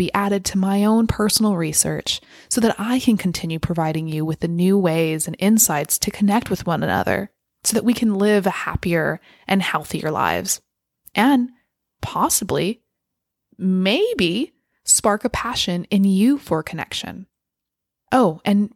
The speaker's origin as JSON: {"language": "English", "region": "California", "country": "United States", "tie": "born or raised there", "also_born_or_lived": "United Kingdom", "moved": "as an adult", "said": "moved back to the US in my home state of California"}